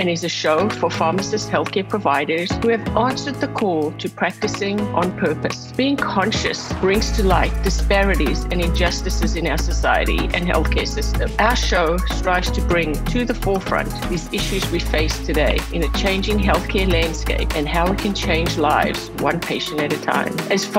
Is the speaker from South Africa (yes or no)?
yes; South Africa; As far back as I can remember growing up in South Africa